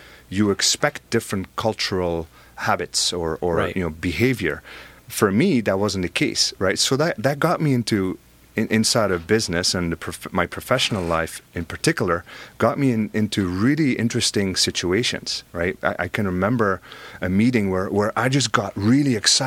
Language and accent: English; Belgium; now in United States; I have an accent, right? I'm originally from Belgium